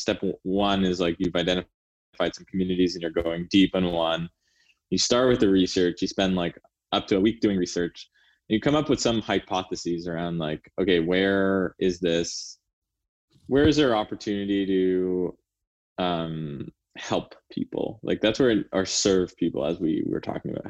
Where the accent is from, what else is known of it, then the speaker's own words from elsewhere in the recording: Canada; now in United States; I'm Canadian